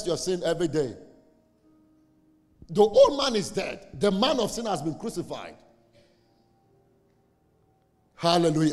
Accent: Saboba, Northern Region, Ghana; I'm from Saboba. How many of you know Saboba? Northern Ghana

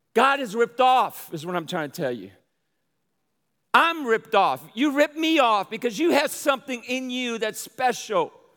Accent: New Orleans, Louisiana, United States; also born or lived in Brooklyn, New York / Michigan; now in Texas, United States; I'm from New Orleans, raised in, in, uh, in, in New Orleans there, and I have a pretty draw, but I was also born in Brooklyn, New York

